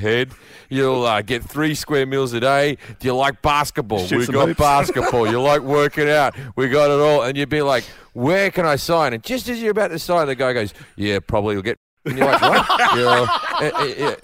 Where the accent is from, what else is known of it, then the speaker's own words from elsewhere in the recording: Australia; moved away as an adult; as an Australian, I talk differently than the people who are around me.